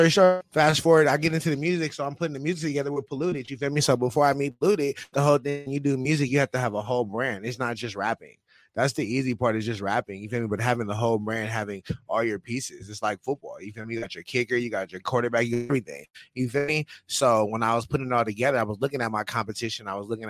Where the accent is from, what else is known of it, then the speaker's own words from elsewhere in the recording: San Diego, California, United States; I'm from Dago, I'm from Paru